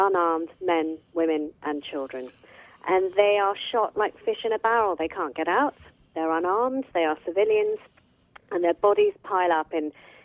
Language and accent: English; United Kingdom; born in Britain